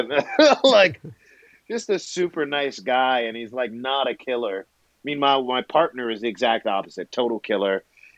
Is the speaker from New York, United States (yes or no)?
yes; Brooklyn, New York, United States; He's just, you know, I'm from Brooklyn. Eddie Murphy's from Brooklyn.